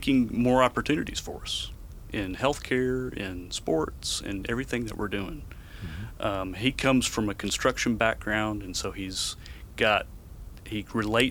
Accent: Memphis, Tennessee, United States; I was, born and raised in Memphis and went to school there

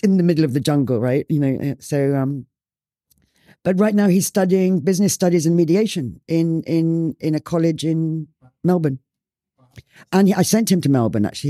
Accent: Ireland; also born or lived in Spain; now in Bali, Indonesia; I grew up in Ireland.

